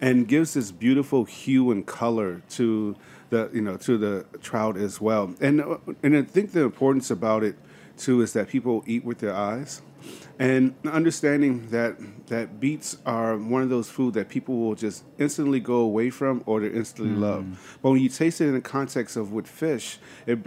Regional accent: Chicago, Illinois, United States; moved away as an adult; now in Atlanta, United States; in downtown Chicago, between Chinatown, Russiantown, and Greektown, not too far away

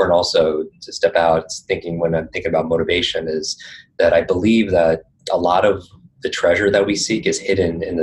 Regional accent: Northeast, United States; I grew up in the Northeast

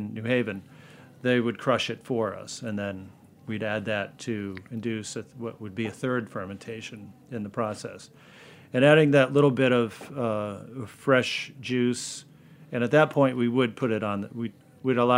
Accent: Connecticut, United States; I'm born and raised in Connecticut, live there now.

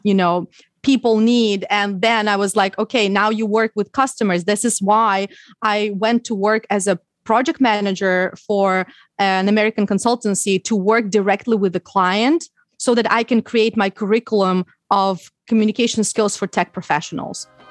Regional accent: Ukraine; English is a second language; moved away as an adult; also born or lived in Odessa; now in United States; I learned English when I was in Ukraine. I didn't live in the U, U S when I was a, when I was a child.

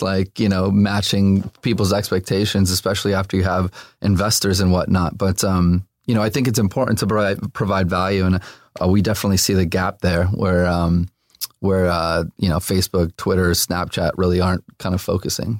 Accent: Los Angeles, California, United States; also born or lived in Burbank; I grew up here, um, born and raised

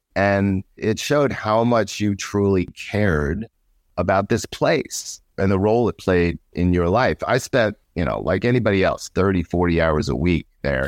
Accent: New York City, New York, United States; I grew up in New York, Queens, New York.

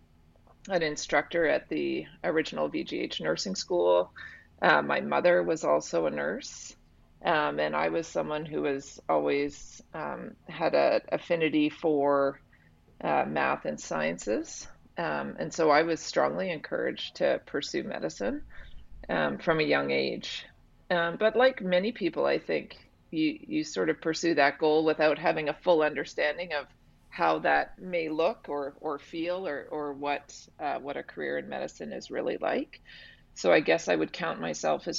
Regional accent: West Vancouver, British Columbia, Canada; I'm married to someone I've known my whole life and I grew up with in West Van.

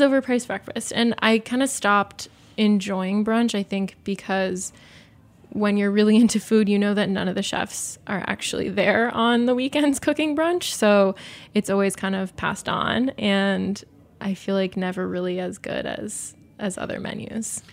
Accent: Southwest, United States; growing up in the Southwest, we always had avocado, beans, tomatoes

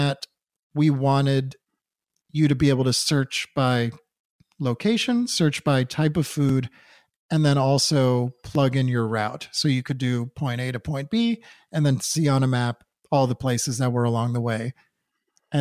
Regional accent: Newton, Massachusetts, United States; Luke and I grew up in Newton, Massachusetts together

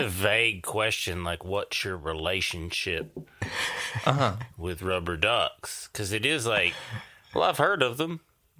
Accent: East Tennessee, United States; I'm from East Tennessee

